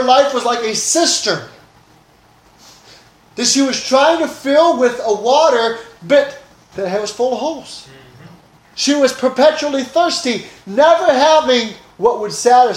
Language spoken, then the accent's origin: English; Oaxaca, Mexico; moved away; I grew up in Mexico